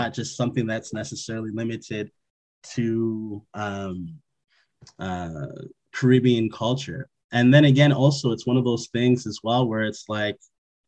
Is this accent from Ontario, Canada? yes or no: no; Montreal, Quebec, Canada; I was born and raised in Montreal, Quebec